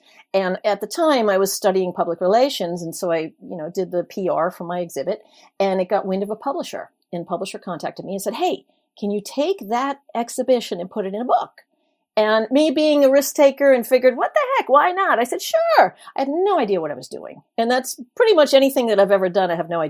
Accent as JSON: {"language": "English", "town": "Brooklyn", "region": "New York", "country": "United States", "tie": "born or raised there", "said": "I'm a Brooklyn born and raised native, but you wouldn't know it from the way I talk because I've lived in a lot of different places."}